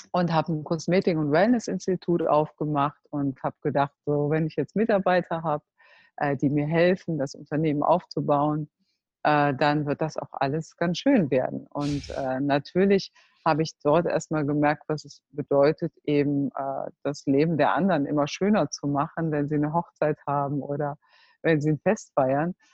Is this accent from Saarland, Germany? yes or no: no; Cologne, North Rhine-Westphalia, Germany; now in Netherlands; Also ich komme aus Köln und wir leben jetzt in Holland